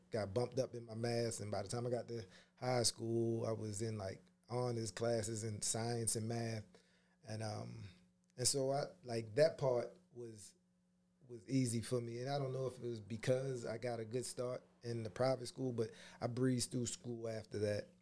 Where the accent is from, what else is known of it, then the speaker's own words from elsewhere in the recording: Pumphrey, Maryland, United States; I grew up in this wonderful, beautiful place called Pumphrey